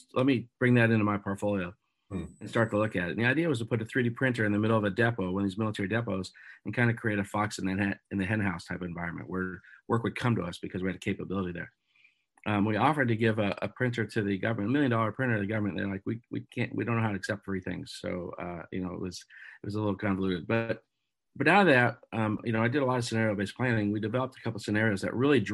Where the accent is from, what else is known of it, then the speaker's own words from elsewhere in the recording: Erie, Pennsylvania, United States; moved away as an adult; now in Buffalo, United States; I grew up in Erie, Pennsylvania.